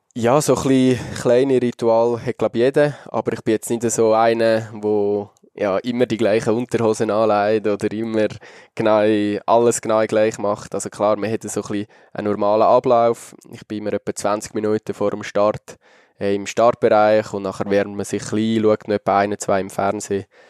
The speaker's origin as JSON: {"language": "German", "country": "Switzerland", "said": "als Schweizer"}